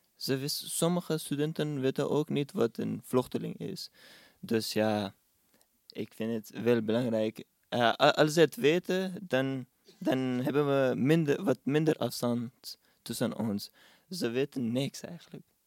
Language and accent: Dutch; Pakistan; Dutch is a second language; now in Netherlands; als iemand aan mij vraagt waar ik vandaan kom, dan zeg ik Pakistan